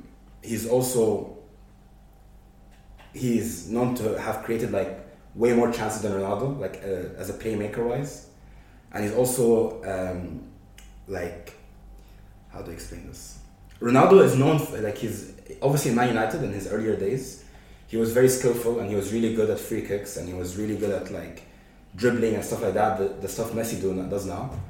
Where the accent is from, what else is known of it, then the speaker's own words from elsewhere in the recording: Egypt; I'm from Egypt.